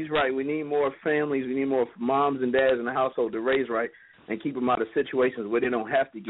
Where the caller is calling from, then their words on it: Philadelphia, Pennsylvania, United States; I'm calling from Philly